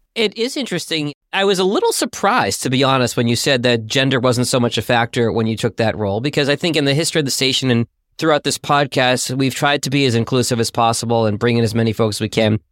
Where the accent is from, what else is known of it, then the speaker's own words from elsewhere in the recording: Boston, Massachusetts, United States; I'm a Bostonian myself